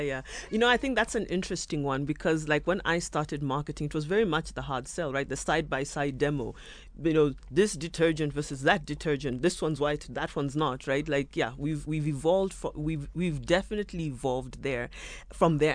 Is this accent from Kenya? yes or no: yes; Kenya; moved away as an adult; also born or lived in South Africa; now in Nairobi, Kenya; I'm born and bred in Kenya